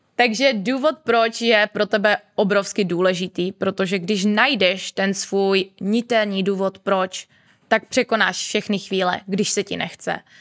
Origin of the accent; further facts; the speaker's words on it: Moravia, Czechia; moved away as an adult; now in Prague, Czech Republic; u nás na Moravě